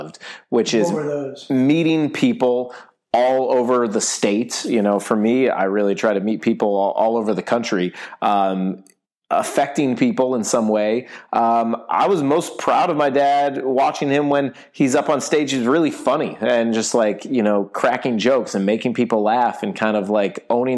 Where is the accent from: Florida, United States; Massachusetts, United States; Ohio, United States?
Ohio, United States; Shaker Heights; moved away as an adult; also born or lived in Syracuse, New York; now in Los Angeles, United States; I grew up in Shaker Heights, Ohio, which is the first suburb right outside of Cleveland